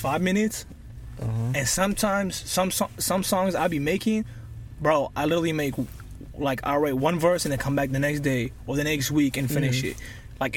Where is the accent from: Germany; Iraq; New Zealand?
Iraq; now in Kent; I'm from Iraq, so I was born in Iraq. And I came to this country, like, around 2009